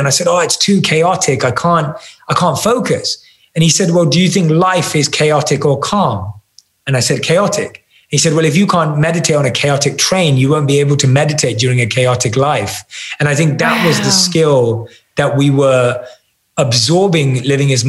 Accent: London, United Kingdom; I still look like I'm from London and don't fit

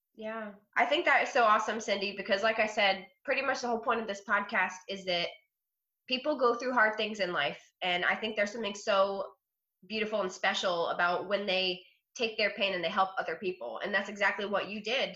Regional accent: Ohio, United States; now in Florida, United States; i was born in ohio but I've been in Florida since 1998

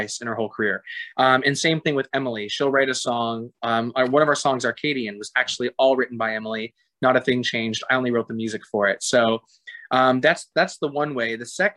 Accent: Toronto, Ontario, Canada; moved away; also born or lived in Florida; I'm from Toronto, Canada

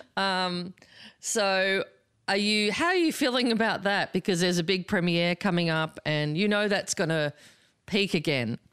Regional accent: Australia; now in United States

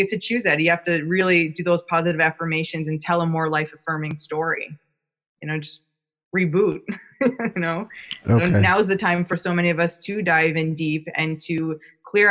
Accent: New York, United States; now in California, United States; I'm from New York, but I've been living out in California for a long time

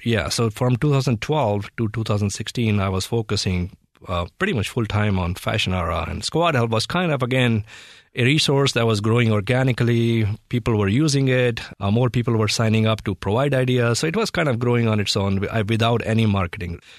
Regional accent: Delhi, India; moved away as an adult; now in United States; I grew up in India

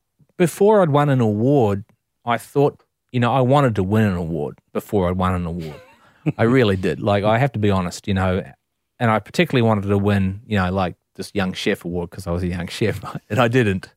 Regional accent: New Zealand; That was about the pride that I felt as a New Zealander that we were so blessed to live in this country.

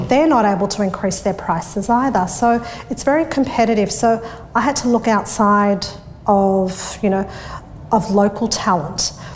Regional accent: Sydney, New South Wales, Australia; I grew up in Thornleigh, which is the northwest of Sydney. I was born and bred um, around there.

